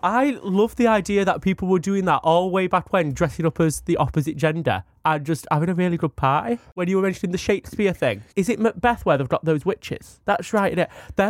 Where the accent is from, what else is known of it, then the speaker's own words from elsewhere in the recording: Leeds, Yorkshire and the Humber, United Kingdom; I'm from Leeds